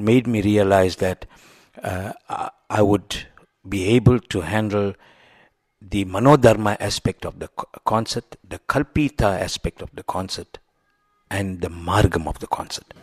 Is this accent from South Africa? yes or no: yes; South Africa; as a foreigner, as a South African